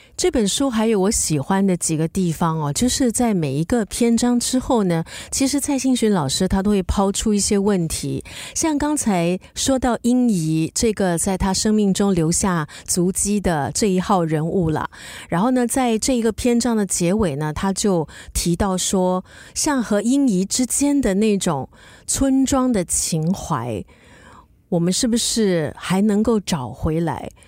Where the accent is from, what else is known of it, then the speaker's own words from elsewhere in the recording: Singapore; 我以前小时候呢，是在东部，在家东长大的